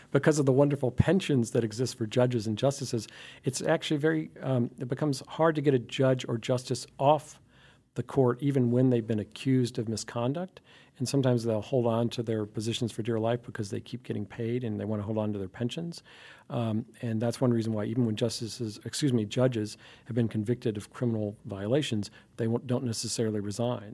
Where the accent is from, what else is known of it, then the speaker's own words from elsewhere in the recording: Alabama, United States; I grew up in Alabama